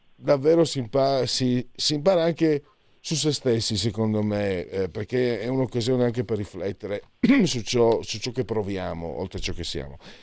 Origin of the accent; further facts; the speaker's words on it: Friuli-Venezia Giulia, Italy; dalle mie parti, il Triestino, anche se, insomma, è diverso Trieste e Friuli, però la regione è la stessa